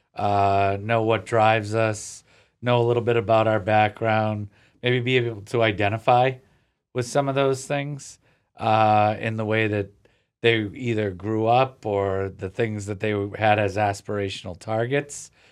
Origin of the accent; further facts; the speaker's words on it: Cape Cod, Massachusetts, United States; growing up on the Cape is different. I live closer to the city now